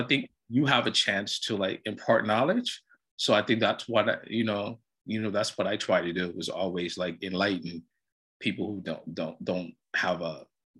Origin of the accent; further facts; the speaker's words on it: Los Angeles, California, United States; also born or lived in Brooklyn, New York / Miami, Florida; I was born in Brooklyn, you know, but raised out here, you know, in LA and Hollywood.